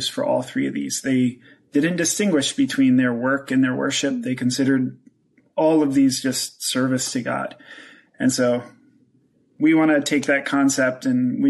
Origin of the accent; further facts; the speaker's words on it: Pennsylvania, United States; moved away as an adult; also born or lived in Central Asia; I'm originally from Pennsylvania